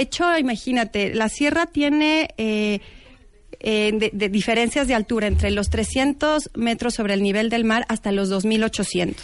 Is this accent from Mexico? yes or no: yes; Mexico; como mexicanos